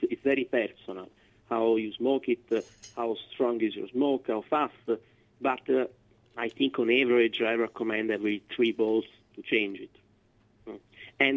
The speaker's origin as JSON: {"language": "English", "town": "Florence", "region": "Tuscany", "country": "Italy", "tie": "born or raised there", "moved": "yes", "said": "I am from Florence, so I grew up in Tuscany"}